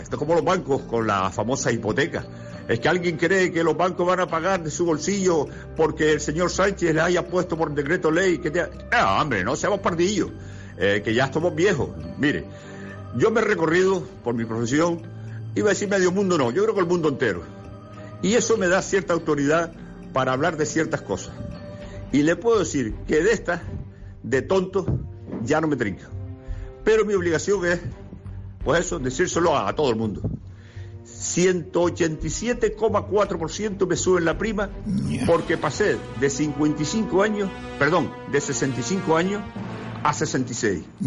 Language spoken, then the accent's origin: Spanish; Spain; como buen español